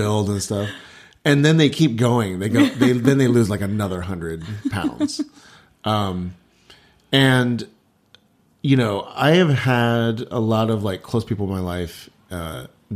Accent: Texas, United States; I was Chinese growing up in Texas

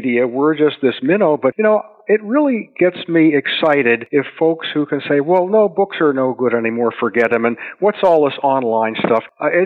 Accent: Pittsburgh, Pennsylvania, United States; I grew up in Pittsburgh

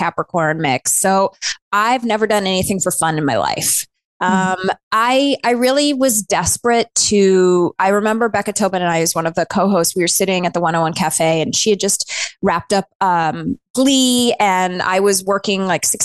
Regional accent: Northern Canada, Canada; moved away as an adult; also born or lived in New York City, United States; now in Los Angeles, United States; I grew up in Northern Canada and I was a ballerina growing up. When I was 18, I moved to New York

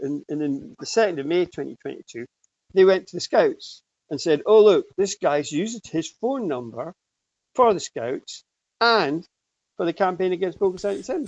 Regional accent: Aberdeen, Scotland, United Kingdom; when I was a kid, you know, I grew up in Aberdeen.

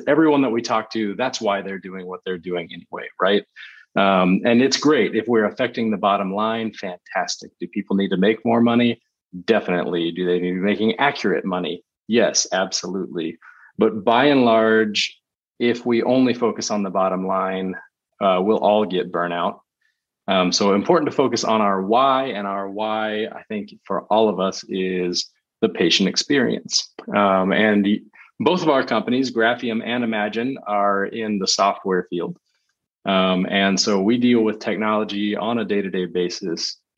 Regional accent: Texas, United States; born and raised in Texas. So it's like 40 degrees outside right now, and I'm really whiny about it.

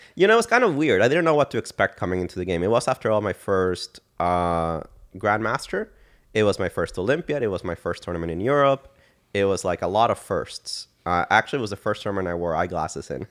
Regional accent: San Jose, Costa Rica; moved away as an adult; also born or lived in Dallas, Texas; I was born and raised in San Jose, Costa Rica

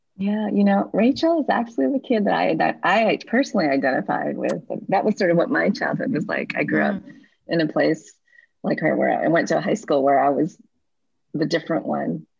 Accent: Midwest, United States; now in San Francisco, United States; I'm not from San Francisco. I actually grew up in the Midwest in a place very different from San Francisco.

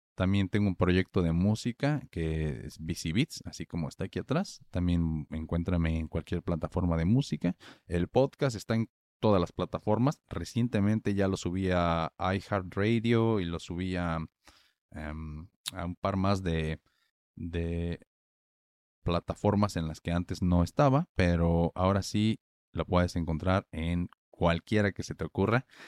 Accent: Morelia, Michoacán, Mexico; en Morelia, que es la ciudad donde yo nací y crecí

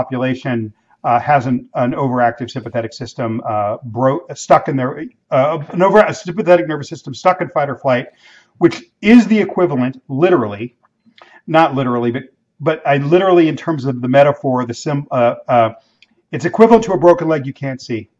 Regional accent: Los Angeles, California, United States; the Mexican neighborhoods where I grew up in Los Angeles.

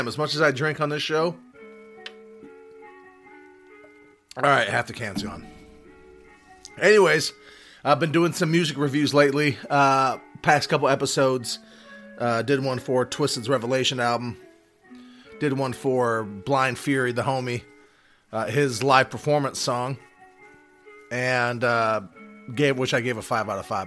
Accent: Charlotte, North Carolina, United States; I'm from Charlotte

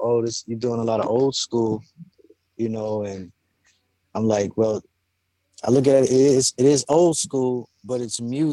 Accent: New York City, New York, United States; also born or lived in Staten Island, New York; I was born in Staten Island. But I was raised in Brooklyn since youth

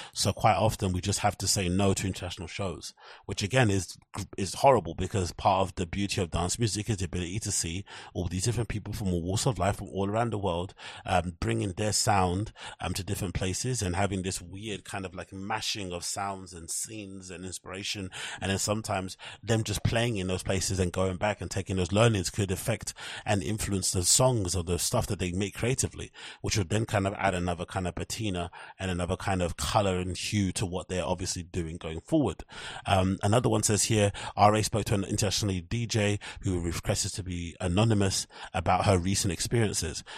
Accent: United Kingdom; as U K people, as British people

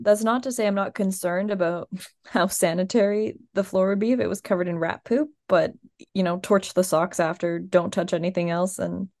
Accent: Midwest, United States; We are Midwestern.

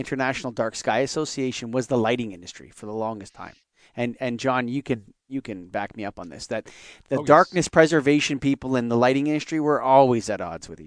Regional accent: Canada; I'm Canadian.

